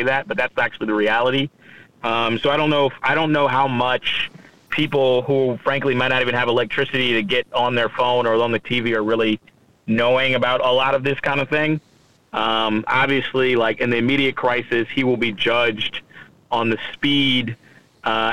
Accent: Houston, Texas, United States; moved away; also born or lived in Illinois; So I grew up in Houston, which is the largest city in Texas, in the largest county, which is Harris County

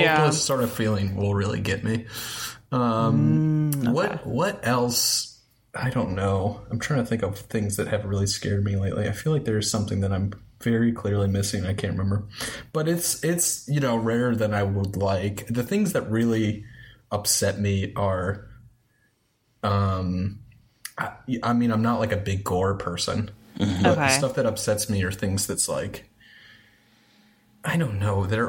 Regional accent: Towson, Maryland, United States; also born or lived in Baltimore; I grew up in Towson. So I'm from Towson.

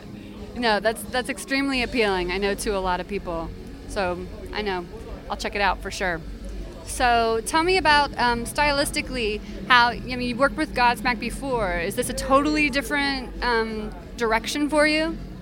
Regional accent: Midwest, United States; I'm from the Midwest too, so like go figure. But you know my roots are in the South

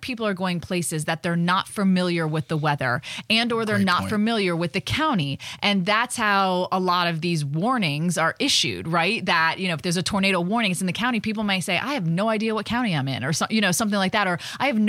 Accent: Florida, United States; I was born and raised in Florida

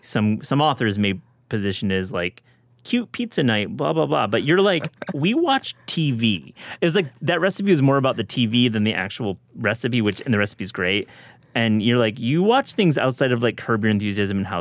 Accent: Kalamazoo, Michigan, United States; I'm from Kalamazoo, Michigan.

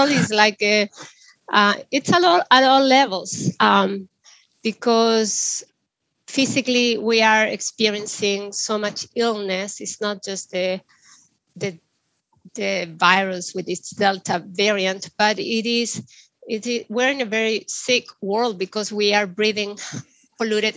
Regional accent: Chile; I grew up in the Andes of Chile

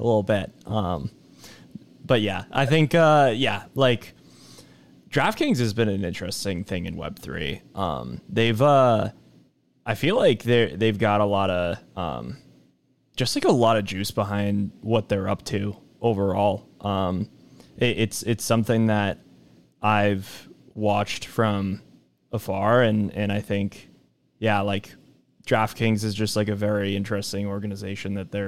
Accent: Boston, Massachusetts, United States; I'm from Boston

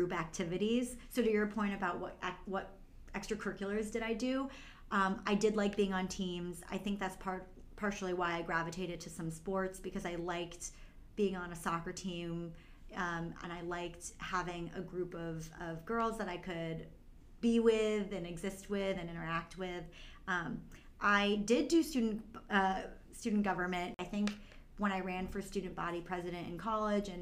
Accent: Brookline, Massachusetts, United States; also born or lived in China; I was adopted from China when I was 9 months old, and adopted by a loving family, a loving couple, my mom and dad, and grew up in Brookline, Massachusetts

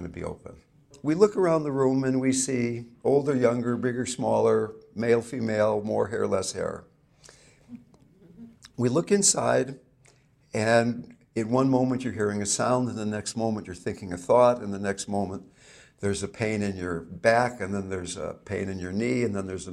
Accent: Fairfax, California, United States; I not only come from California, I come from Marin County, okay? And I not only come from Marin County, I come from Fairfax, California

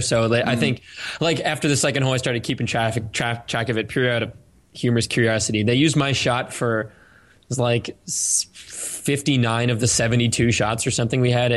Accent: Cape Cod, Massachusetts, United States; moved away as an adult; also born or lived in California; I grew up in Cape Cod

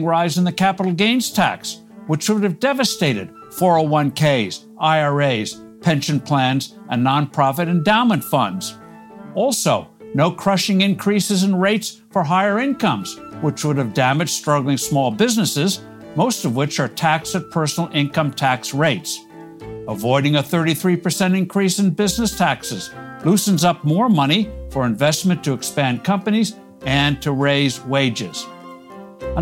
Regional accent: New Jersey, United States; New Jersey, my home state

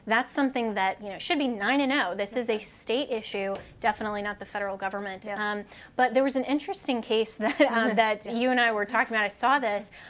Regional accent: Colorado, United States; my home state of Colorado

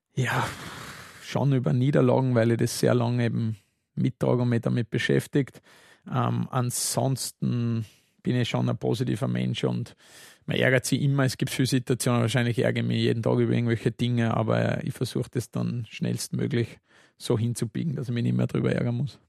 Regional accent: Saalfelden, Salzburg, Austria; now in Vienna, Austria; ich bin in Zwölföden am Salzburgland aufgewachsen

